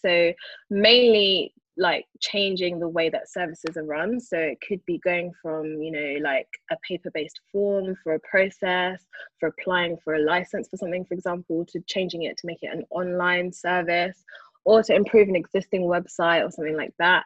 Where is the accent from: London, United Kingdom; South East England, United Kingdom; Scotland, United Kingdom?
London, United Kingdom; I grew up in Brixton, born and raised, um, although I currently live in Northwest London now